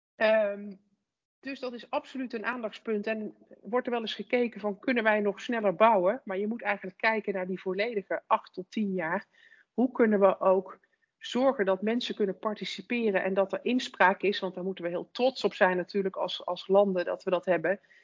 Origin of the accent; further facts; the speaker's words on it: Netherlands; als, als Nederlanders